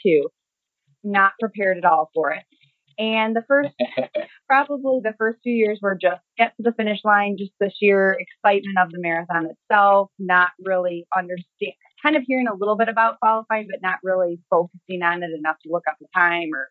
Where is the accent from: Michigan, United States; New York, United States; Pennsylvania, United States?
Michigan, United States; St. Clair; I'm from St. Clair, Michigan, and that's about an hour north of Detroit, small town area